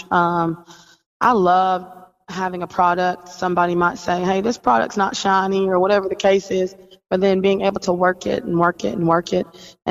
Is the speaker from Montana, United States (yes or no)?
no; Fort Payne, Alabama, United States; I was born and raised in Fort Payne, Alabama